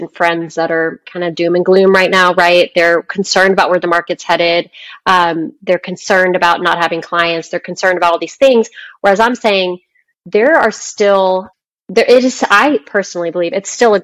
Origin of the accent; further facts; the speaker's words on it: Dallas, Texas, United States; I'm from Dallas. My friends from high school still live there, my family